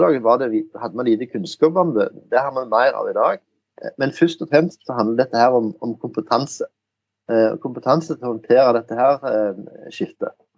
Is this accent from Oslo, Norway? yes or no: no; Jæren, Rogaland, Norway; accent: Jæren dialect; jeg er jo jærbu som hører på dialekten